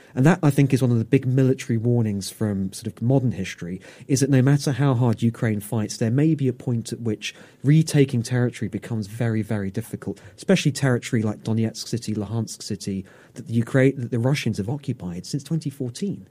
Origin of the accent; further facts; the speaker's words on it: United Kingdom; as a Brit